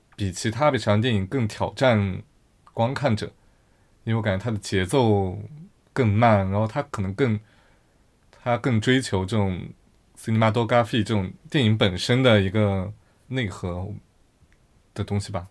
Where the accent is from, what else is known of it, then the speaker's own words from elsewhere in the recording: Yunnan, China; moved away as an adult; 我在出国之后，觉得我去反思我的我的家乡，我来自云南